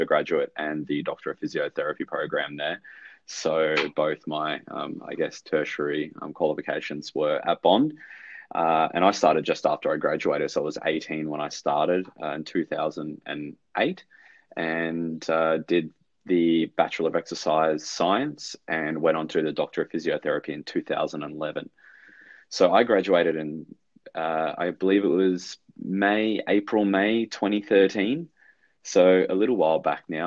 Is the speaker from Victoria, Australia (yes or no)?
yes; Melbourne, Victoria, Australia; moved away as an adult; now in Gold Coast, Australia; So I'm born in Melbourne. My dad's Sri Lankan. So our mum's Australian, so a bit of a half caste, but born in Melbourne and 1990 and moved up to the sunny Gold Coast in 2012